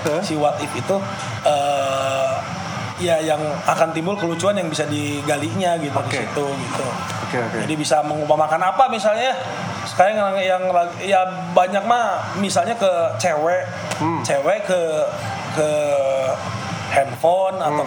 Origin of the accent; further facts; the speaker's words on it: West Java, Indonesia; Misalnya saya orang Sunda, saya melekat kesundaan saya, saya suka Persib